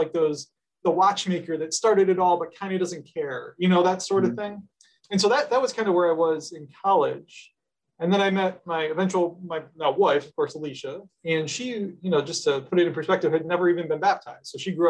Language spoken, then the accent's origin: English; Syracuse, New York, United States; born or raised there